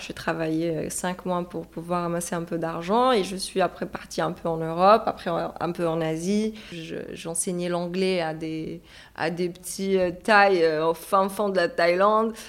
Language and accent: French; Hammamet, Nabeul Governorate, Tunisia; moved away as an adult; now in Paris, France; je suis tunisienne. J'ai grandi en Tunisie et ça fait deux ans que je suis sur euh, Paris